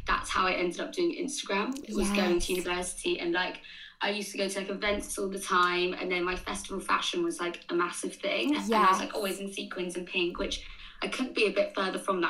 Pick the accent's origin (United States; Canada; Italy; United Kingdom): United Kingdom; Surrey, South East England; moved away as an adult; now in London, United Kingdom; I'm originally from Surrey, but I live in London now.